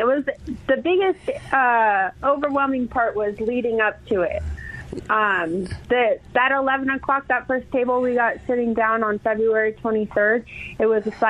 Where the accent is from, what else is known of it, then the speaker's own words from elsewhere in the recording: Castle Rock, Colorado, United States; I'm here from Castle Rock, from Douglas County.